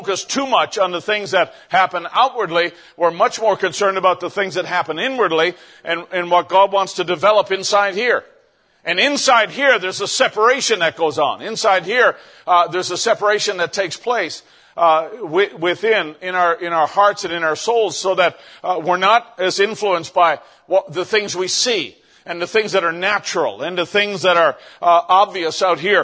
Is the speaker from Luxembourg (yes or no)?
no; Canada; I was out in another town in my province in Canada and came back to my hometown